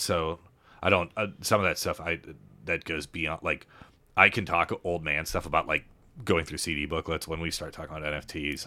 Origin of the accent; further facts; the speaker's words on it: Lenexa, Kansas, United States; moved away as an adult; also born or lived in Chicago / Denver; we moved to that house in Lenexa before, right before kindergarten